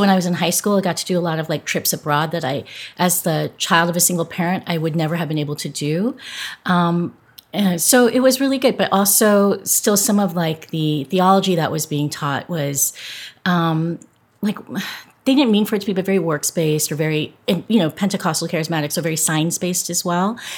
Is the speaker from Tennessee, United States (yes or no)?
no; Southern California, United States; I grew up in Southern California